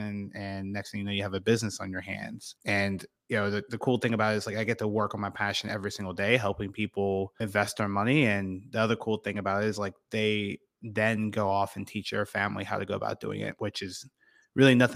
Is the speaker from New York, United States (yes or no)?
no; about an hour from Penn State, Pennsylvania, United States; Penn State was right in my backyard. It was about an hour away from my hometown